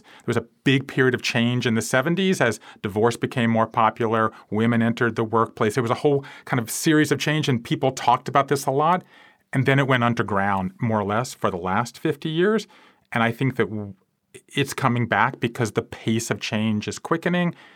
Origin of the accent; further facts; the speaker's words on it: South Georgia, United States; moved away as an adult; also born or lived in Japan; I grew up in South Georgia